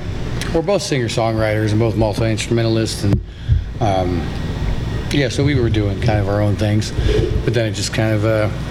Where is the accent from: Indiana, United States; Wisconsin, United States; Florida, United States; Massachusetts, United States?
Indiana, United States; Mulberry; Well, I moved all around a lot, but I'm from Mulberry. Kind of rural area, kind of 12 miles outside of town.